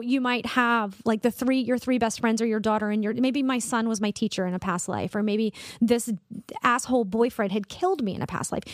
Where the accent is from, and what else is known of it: Columbia, South Carolina, United States; born or raised there; also born or lived in Charleston, South Carolina